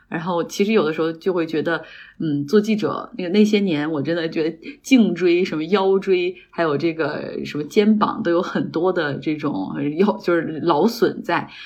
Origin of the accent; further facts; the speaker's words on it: Harbin, Heilongjiang, China; accent: Northeastern (Dongbei); moved away as an adult; also born or lived in Beijing; 我是哈尔滨人，所以我应该普通话还可以，我自认为的，我们东北人自认为自己的普通话都挺好的